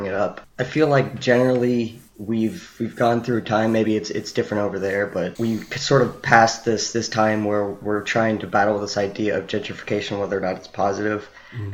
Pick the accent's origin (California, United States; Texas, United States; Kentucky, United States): California, United States; now in Atlanta, United States; I am not originally from Atlanta. I'm actually from California